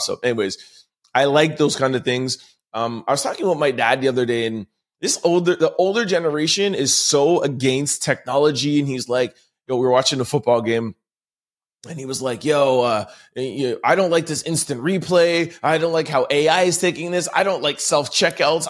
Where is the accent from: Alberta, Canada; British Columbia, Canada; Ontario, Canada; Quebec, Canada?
Quebec, Canada; Montreal; I am from Montreal, uh, born and raised in Montreal